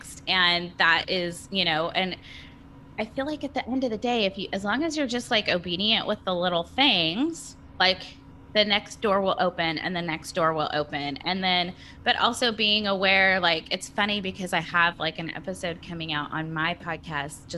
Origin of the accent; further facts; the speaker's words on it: California, United States; moved away as an adult; now in Nashville, United States; I was born and raised in California and we moved here in August.